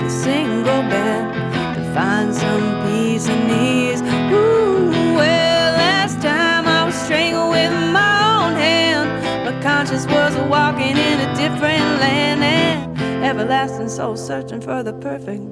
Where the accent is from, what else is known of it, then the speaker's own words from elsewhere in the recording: Berkeley, California, United States; I went to Berkeley High School. I'm from Berkeley, California